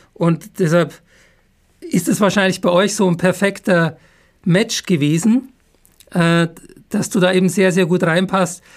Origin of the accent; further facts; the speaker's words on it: Upper Bavaria, Germany; now in Heidelberg, Germany; dann Grüße in meine Heimat, weil ich bin ja Bayer. Zwar kein Jawohl. Franke, aber Oberbayer.